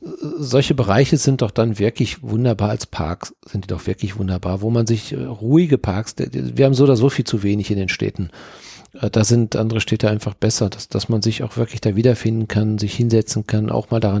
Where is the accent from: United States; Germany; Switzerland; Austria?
Germany; Dortmund, North Rhine-Westphalia; ich komme ja nun aus Dortmund und wir haben auf dem Hauptfriedhof waren wir Kinder, da waren wir als Kinder, waren wir Schlitten fahren, weil dort waren die schönsten Hügel.